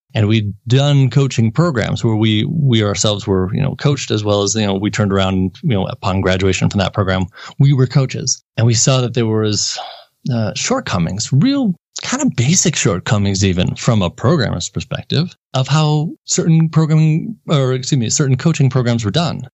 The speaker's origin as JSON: {"language": "English", "town": "Milwaukee", "region": "Wisconsin", "country": "United States", "tie": "born or raised there", "also_born_or_lived": "Madison, Wisconsin / St. Louis, Missouri", "moved": "as an adult", "said": "born and raised in Milwaukee, Wisconsin area"}